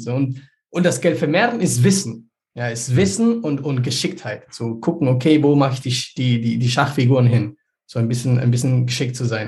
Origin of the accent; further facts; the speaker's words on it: Peru; ich bin selber in Peru aufgewachsen